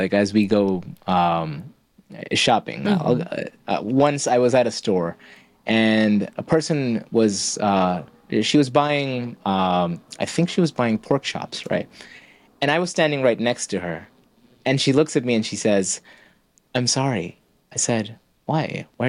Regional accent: Kerala, India; I'm from Kerala. We eat beef in our state.

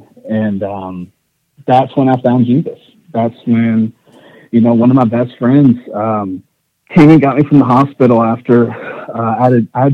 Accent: East Texas, United States; I grew up in East Texas

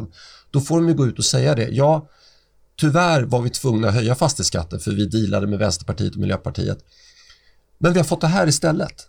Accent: Stockholm, Stockholm County, Sweden; jag är uppväxt i Oscars församling på Östermalm

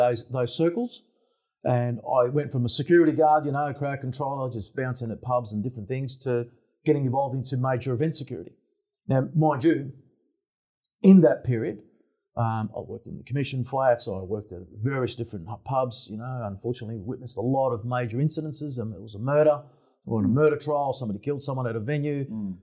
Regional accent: Melbourne, Victoria, Australia; grew up in Brunswick, born and bred there

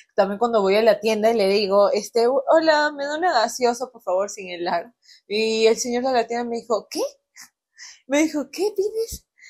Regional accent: Peru; moved away as an adult; now in Mexico

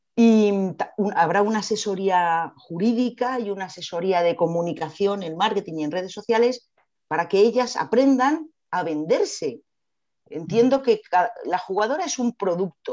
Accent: Madrid, Community of Madrid, Spain; Soy madrileña

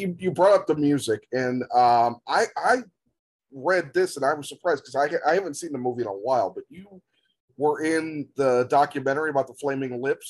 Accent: Chicago, Illinois, United States; even though I'm from Chicago

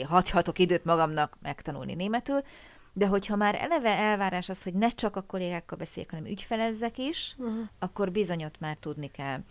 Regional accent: Hungary; mi kis magyarok

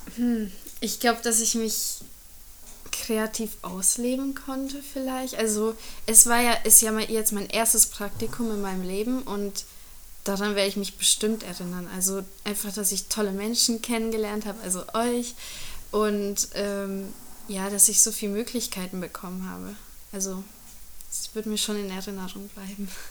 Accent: Germany; first language German, Hungarian; ich bin in Deutschland aufgewachsen, das ist meine Muttersprache

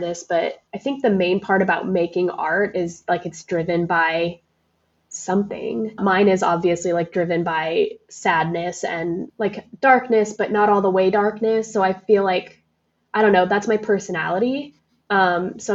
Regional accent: Neely, Nebraska, United States; now in Lincoln, United States; growing up in Neely was just like strife. And you know, there's like, I had no friends until I moved to Lincoln

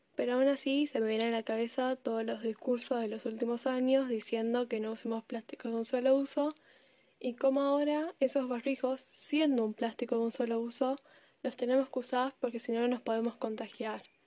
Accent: Argentina; también soy de Argentina

